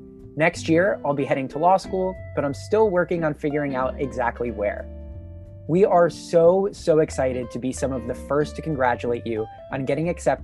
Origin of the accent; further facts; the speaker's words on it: Charlotte, North Carolina, United States; I'm a senior from Charlotte, North Carolina